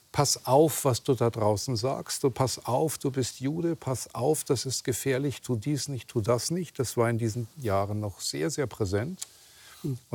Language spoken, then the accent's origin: German; Germany; ich bin ja in Deutschland geboren und aufgewachsen und gehöre zu der sogenannten zweiten Generation.